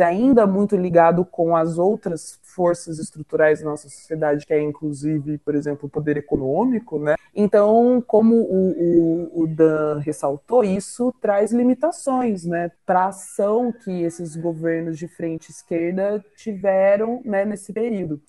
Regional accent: interior of Paraná, Brazil; sou do interior do Paraná

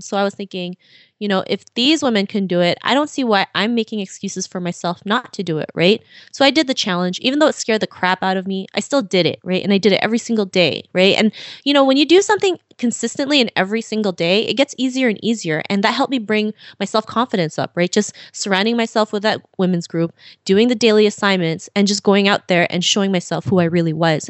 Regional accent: Philippines; now in Toronto, Canada; I was born and raised in the Philippines, and my father decided to move to Canada to have better opportunities for us

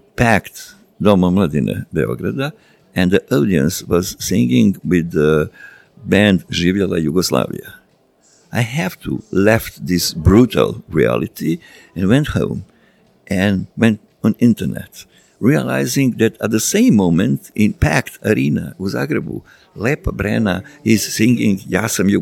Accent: Serbia; from Serbia

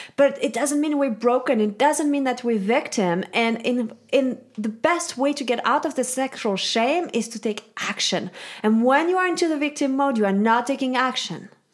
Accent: Switzerland; now in United States; I'm from Switzerland, and I really think that this background has set um, for me, this whole, like, shame-free upbringing

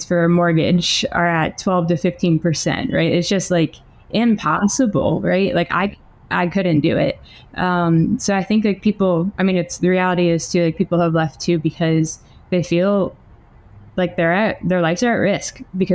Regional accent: United States; now in San Pedro Sula, Honduras; I was born in the States

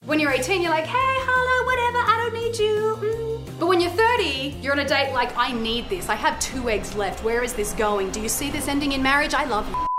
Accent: Newcastle, New South Wales, Australia; I'm from Newcastle

